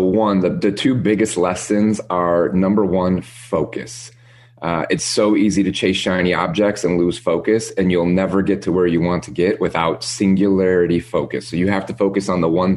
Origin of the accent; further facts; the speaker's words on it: Midwest, United States; moved away as an adult; we grew up in the Midwest, lived in snow